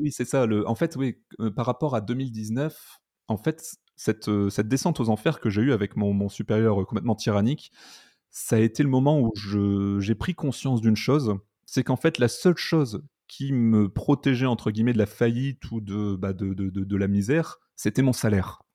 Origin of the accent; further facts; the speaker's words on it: north of France, France; je suis originaire du nord de la France